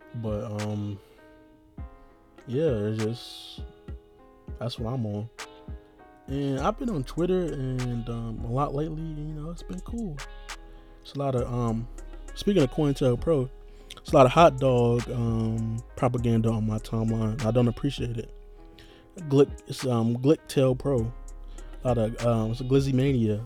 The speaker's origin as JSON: {"language": "English", "country": "United States", "said": "being an American"}